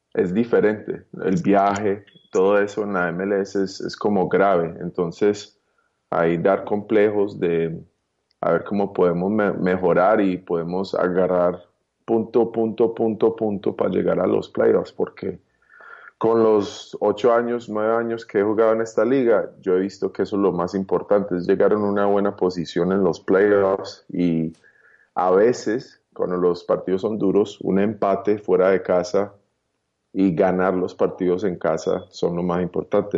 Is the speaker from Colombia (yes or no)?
yes; Colombia; also born or lived in United States; now in Miami, United States; yo nací en Colombia